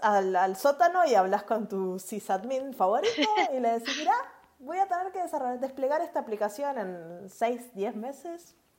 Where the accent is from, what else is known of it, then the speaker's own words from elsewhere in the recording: Uruguay; yo hablo un poquito raro porque soy de Uruguay